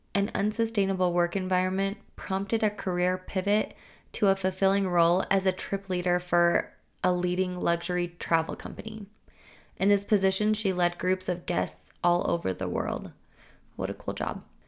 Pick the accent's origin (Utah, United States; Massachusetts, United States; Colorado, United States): Utah, United States; Logan; my hometown, which is Logan, Utah.